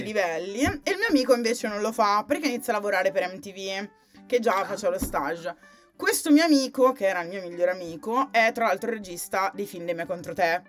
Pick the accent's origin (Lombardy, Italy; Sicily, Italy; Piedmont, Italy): Lombardy, Italy; Sondrio; now in Milan, Italy; Non sono molto felice di essere nata a Sondrio, però sono nata lì